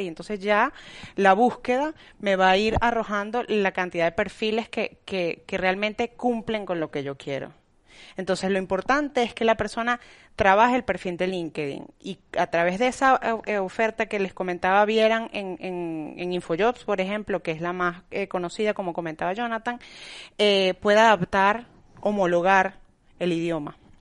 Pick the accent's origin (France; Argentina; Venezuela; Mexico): Venezuela; now in Spain; soy venezolana y, bueno, y sé cómo, no, cómo, somos los venezolanos